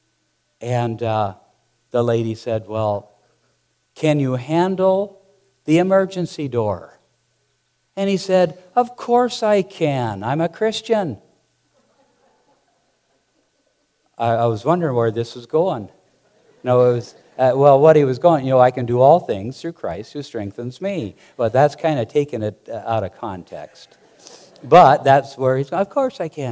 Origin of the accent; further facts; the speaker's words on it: Montana, United States; I grew up there in Montana mucking out stalls and cleaning pig pens